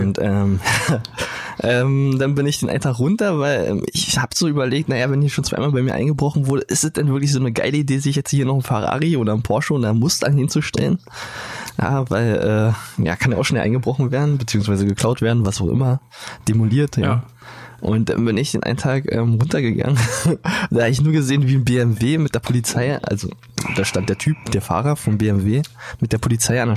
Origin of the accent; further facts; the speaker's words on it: Brandenburg, Germany; bei uns in Brandenburg